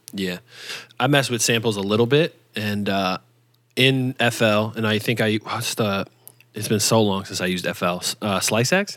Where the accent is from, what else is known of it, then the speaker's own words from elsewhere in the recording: New York, United States; growing up in New York in the early two thousands